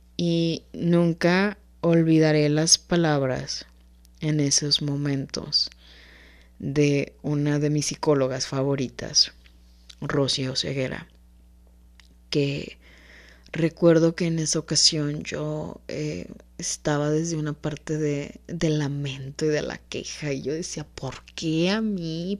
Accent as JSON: {"language": "Spanish", "country": "Mexico", "said": "como cultura mexicana"}